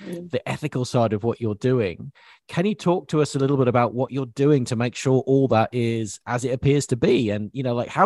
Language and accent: English; England, United Kingdom; growing up in England as I did